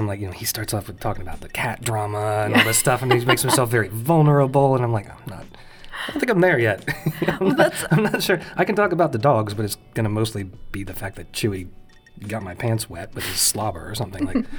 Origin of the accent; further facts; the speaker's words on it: Ohio, United States; I'm from Ohio.